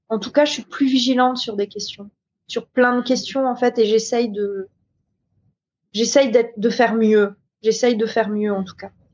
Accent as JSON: {"language": "French", "country": "New Caledonia", "said": "je viens de Nouvelle-Calédonie"}